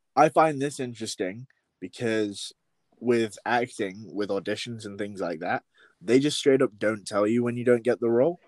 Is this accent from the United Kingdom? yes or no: yes; Yorkshire and the Humber, United Kingdom; moved away; West Yorkshire